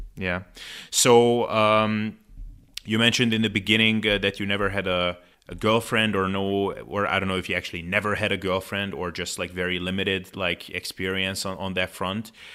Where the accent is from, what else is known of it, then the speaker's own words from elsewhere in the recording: Hungary; I'm from Hungary